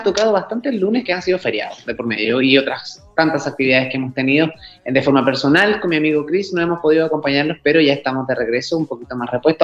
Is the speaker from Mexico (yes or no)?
no; Chile; nuestro país